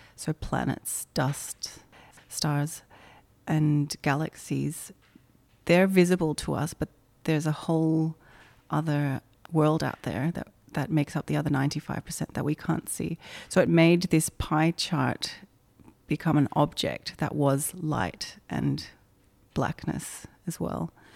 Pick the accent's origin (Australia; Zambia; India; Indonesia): Indonesia; moved away; Growing up in Indonesia, I think, has had a lot of influence on my work